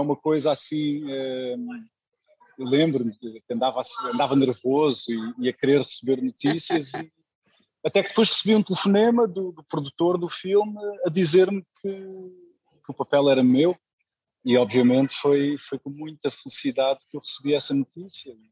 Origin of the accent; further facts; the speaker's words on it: Luanda, Luanda Province, Angola; now in Lisbon, Portugal; Nasci em Luanda